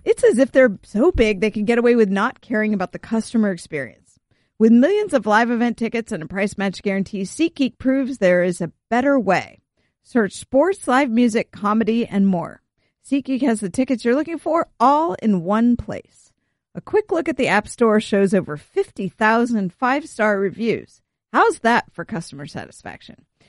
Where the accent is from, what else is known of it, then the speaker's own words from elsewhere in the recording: California, United States; growing up in California